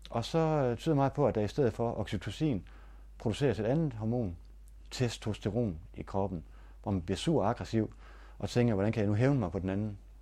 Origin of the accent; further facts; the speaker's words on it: Denmark; jeg var fra Danmark